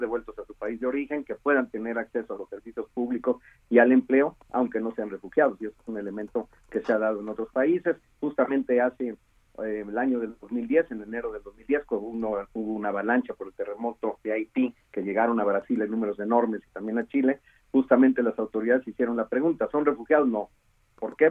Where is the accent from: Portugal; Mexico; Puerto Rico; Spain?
Mexico